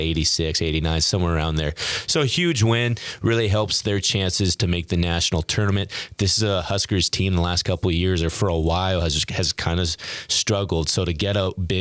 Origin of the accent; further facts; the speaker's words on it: near Seattle, Washington, United States; moved away as an adult; also born or lived in Iowa; now in Nebraska, United States; my hometown of 20 people near Seattle